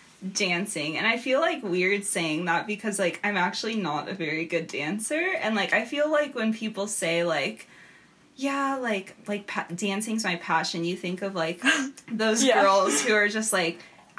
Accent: Southern California, United States; also born or lived in Montana; as you know. I'm from Southern California, and so I came out to college in Montana

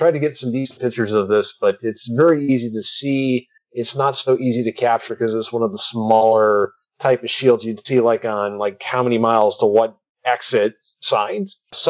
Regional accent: Detroit, Michigan, United States; moved away; I'm from Detroit

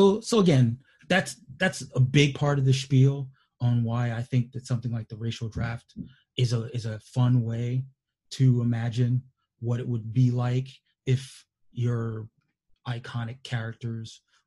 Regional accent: New York, United States; growing up in New York in the mid-80s

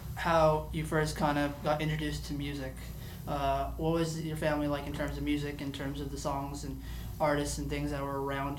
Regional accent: Toronto, Ontario, Canada; I grew up in North York in the neighborhood, like, a centralized, like, neighborhood.

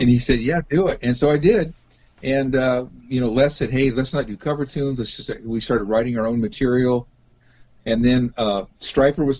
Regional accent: Los Angeles, California, United States; now in Seattle, United States; I grew up down in the Los Angeles area, although I've been up here in Seattle for um, majority of my life, but I grew up in, in LA.

